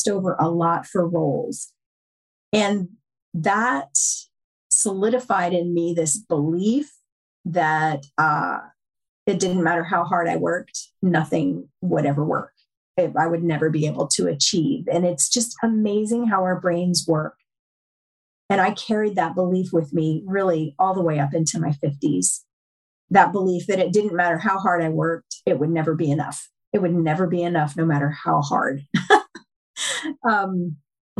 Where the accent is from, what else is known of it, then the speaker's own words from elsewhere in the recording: upstate New York, United States; also born or lived in Tennessee; I grew up, I was born in Tennessee, but I grew up in upstate New York